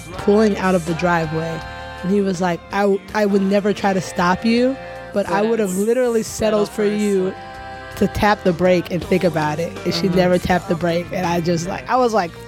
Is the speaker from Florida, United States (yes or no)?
yes; Tallahassee, Florida, United States; moved away as an adult; now in Chicago, United States; I'm from Tallahassee, Florida